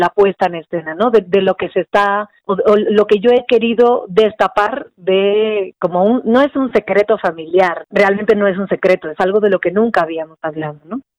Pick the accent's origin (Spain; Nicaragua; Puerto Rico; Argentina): Spain; now in Mexico; Yo soy española